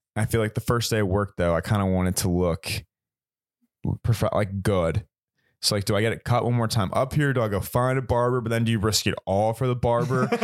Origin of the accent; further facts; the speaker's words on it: Richmond, Virginia, United States; moved away as an adult; I'm from Richmond, so shout out eight oh four